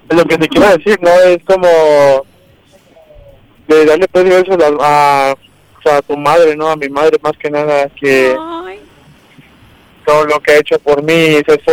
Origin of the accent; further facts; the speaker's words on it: Veracruz, Mexico; now in Ocotlán, Mexico; yo soy de Veracruz, ¿no? Y ando aquí en Jalisco